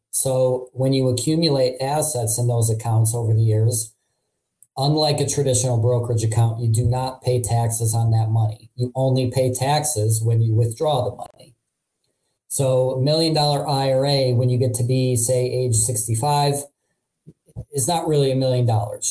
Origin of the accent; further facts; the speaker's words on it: Cleveland, Ohio, United States; also born or lived in Hartford, Connecticut; I've been in Cleveland most pretty much my whole life, but in 2012 I moved to Hartford, Connecticut for two years